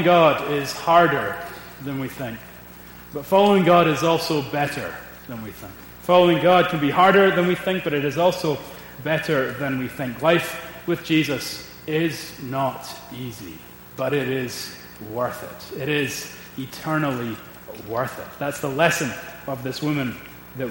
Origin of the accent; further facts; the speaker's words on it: Scotland, United Kingdom; I am a Scot